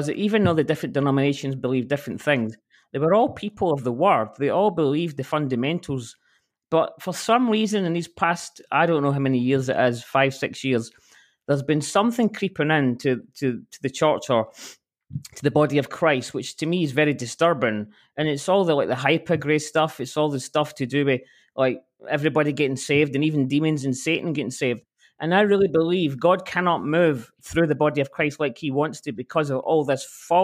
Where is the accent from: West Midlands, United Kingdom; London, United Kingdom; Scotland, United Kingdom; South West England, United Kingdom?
Scotland, United Kingdom; I'm from Scotland